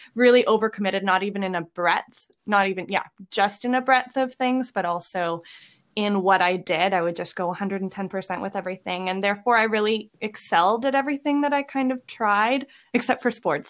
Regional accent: Lethbridge, Alberta, Canada; now in Edmonton, Canada; I am originally from Lethbridge

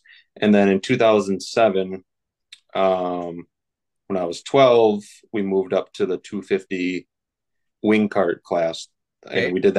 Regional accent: Fall Creek, Wisconsin, United States; now in Chippewa Falls, United States; this is where I live. I was born in Fall Creek. That's where I went to school. Okay. Just a smaller town, like 1,100 people, about 10 minutes, 15 minutes east of Eau Claire.

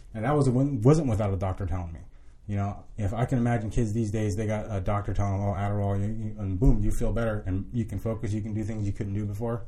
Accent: Southern California, United States; moved away as an adult; now in Florida, United States; I was born in Southern California, and, uh, I just got caught up running around the streets in Orange County

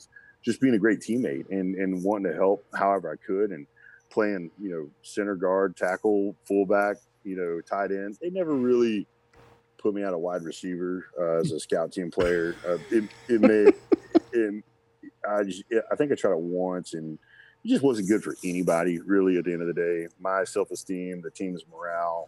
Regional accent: Little Rock, Arkansas, United States; moved away; also born or lived in Texas; I was born in Little Rock, Arkansas. I love being an Arkansas kid, man. I grew up watching the Razorbacks

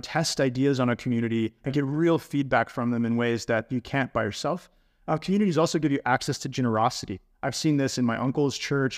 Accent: United States; moved away as an adult; also born or lived in Texas; now in Sweden; I am an American living in Sweden now for five years

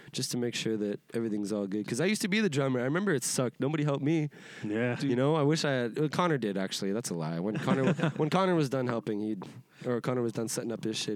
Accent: Edmonton, Alberta, Canada; I'm from Yeah. Edmonton, Alberta, Canada.

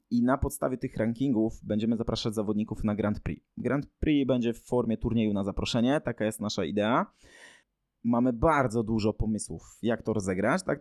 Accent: Gdańsk, Pomeranian Voivodeship, Poland; tutaj u nas w Gdańsku

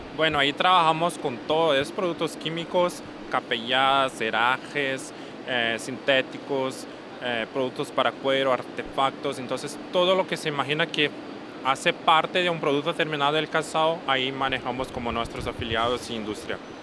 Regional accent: Brazil; aunque seamos brasileños, somos brasileños

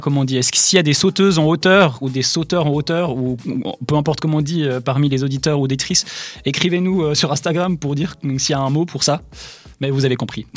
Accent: Switzerland; chez nous, en Suisse

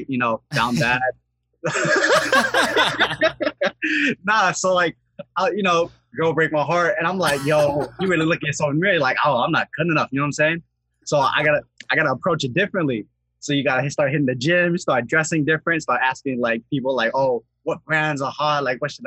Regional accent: Seattle, Washington, United States; So I'm from Seattle, Washington, right? Specifically, I'm in the Rainier Beach area, so the southern part

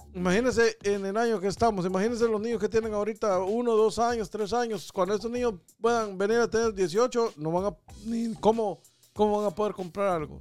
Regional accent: Guatemala; como guatemalteco me siento orgulloso de la situación que está pasando en, en, mi país

